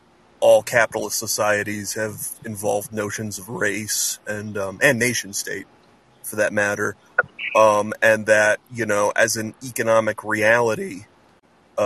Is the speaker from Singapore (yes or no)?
no; West Illinois, United States; in a place like West Illinois, where I'm from